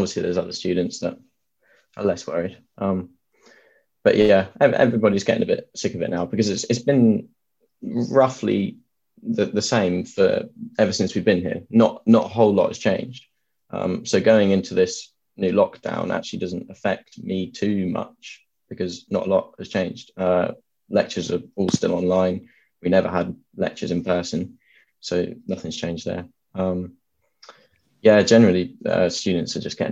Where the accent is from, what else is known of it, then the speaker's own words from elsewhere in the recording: Suffolk, East of England, United Kingdom; moved away as an adult; now in Bath, United Kingdom; I come from Suffolk, if people know where that is, not too far away from Cambridge